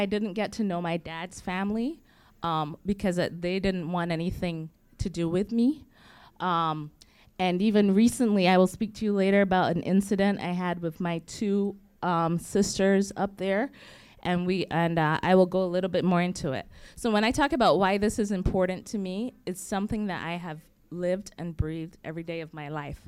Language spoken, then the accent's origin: English; Barbados; moved away; I grew up in the Caribbean on the island of Barbados.